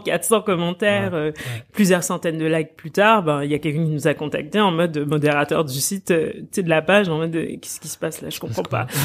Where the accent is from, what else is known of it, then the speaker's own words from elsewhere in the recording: Quebec, Canada; moved away as an adult; j'ai grandi au Québec